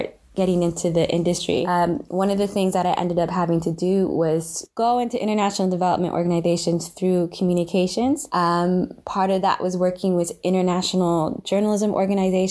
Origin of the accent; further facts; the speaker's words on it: Sierra Leone; I'm from Sierra Leone as well